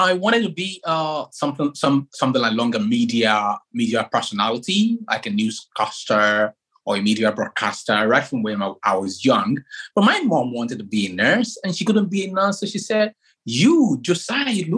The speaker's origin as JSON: {"language": "English", "country": "Nigeria", "moved": "yes", "lives_now": "Exeter, United Kingdom", "said": "I come from Africa, precisely from Nigeria"}